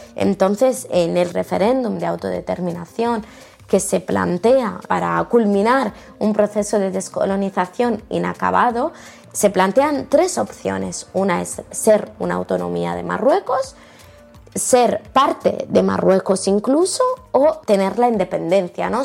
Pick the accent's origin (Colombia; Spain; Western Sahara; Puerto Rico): Western Sahara; los saharauis seguimos siendo españoles